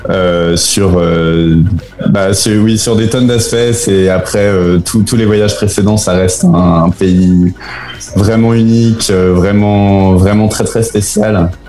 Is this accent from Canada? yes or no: no; France; moved away as an adult; also born or lived in Spain / Belgium / Chile; ça fait déjà 8-9 ans que je suis parti de France et que je suis pas vraiment retourné à part pour voir la famille et manger un peu de fromage.